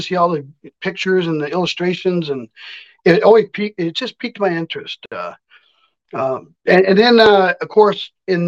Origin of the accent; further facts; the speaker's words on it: Watsonville, California, United States; moved away as an adult; now in Minnesota, United States; I grew up in Monterey Bay, California, Santa Cruz. It's in between. It's a little town called Watsonville